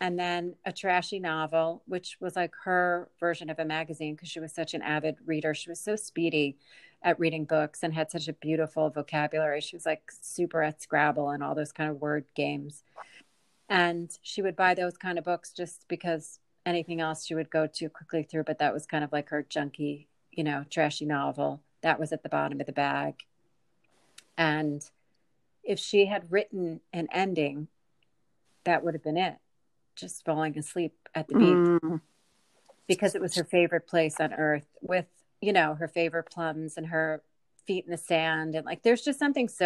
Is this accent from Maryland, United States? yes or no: no; near the Jersey Shore, New Jersey, United States; I grew up near the Jersey Shore